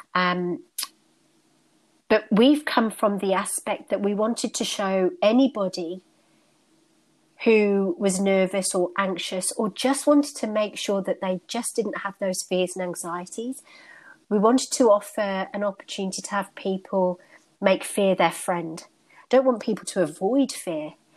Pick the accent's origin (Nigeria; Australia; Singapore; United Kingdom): United Kingdom; born and bred in the United Kingdom, and my ancestry is North Indian